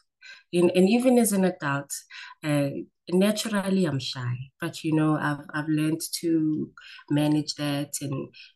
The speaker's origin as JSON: {"language": "English", "town": "Diepsloot", "region": "Gauteng", "country": "South Africa", "tie": "born or raised there", "also_born_or_lived": "Mayfair, Johannesburg", "said": "my parents moved to Diepsloot just as the township was starting out. And that's where I spent most of my formative years and most of my teen years"}